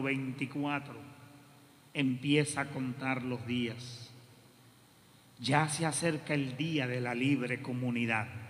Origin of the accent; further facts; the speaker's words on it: Puerto Rico; nosotros vivimos en Puerto Rico